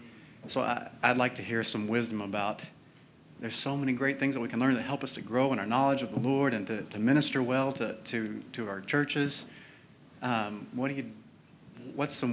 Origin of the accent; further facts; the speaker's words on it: Western Kentucky, United States; now in Phoenix, United States; I grew up in Western Kentucky, but haven't lived here for 20 years